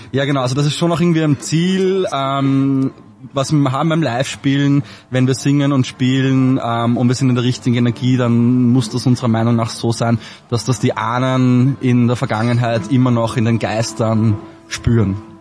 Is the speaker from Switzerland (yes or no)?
no; Traismauer, Lower Austria, Austria; now in Vienna, Austria; ich bin in äh, Trasmont aufgewachsen